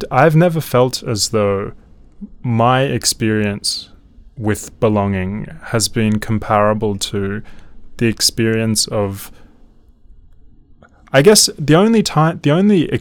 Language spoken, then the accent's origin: English; Melbourne, Victoria, Australia; moved away; I was raised in Melbourne